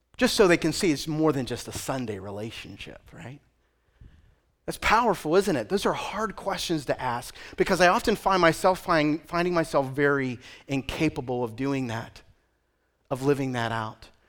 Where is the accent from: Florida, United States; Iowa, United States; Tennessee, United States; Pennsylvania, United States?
Pennsylvania, United States; Western; moved away as an adult; also born or lived in Nyack, New York / New England; I am from Western Pennsylvania